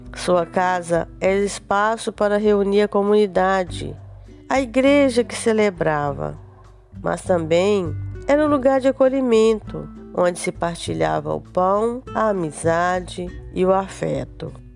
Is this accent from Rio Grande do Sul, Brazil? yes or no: no; Minas Gerais, Brazil; moved away as an adult; now in Espírito Santo, Brazil; nasci em Minas Gerais, mas vim para o Espírito Santo com 18 anos